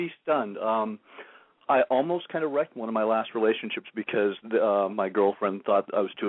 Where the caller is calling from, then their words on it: San Diego, California, United States; 26, San Diego